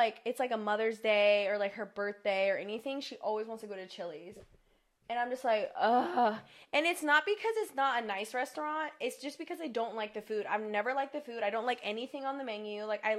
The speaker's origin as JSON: {"language": "English", "town": "Myrtle Beach", "region": "South Carolina", "country": "United States", "tie": "born or raised there", "moved": "as an adult", "lives_now": "Charlotte, United States", "said": "I am from Myrtle Beach. I lived in Myrtle Beach my whole life"}